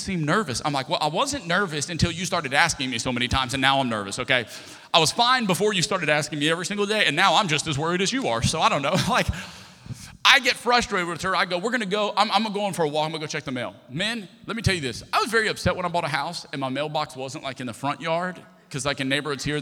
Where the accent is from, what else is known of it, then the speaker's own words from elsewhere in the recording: Lafayette, Louisiana, United States; also born or lived in Texas / Destin, Florida / Houston, Texas; I'm from Lafayette, Louisiana. It's always been home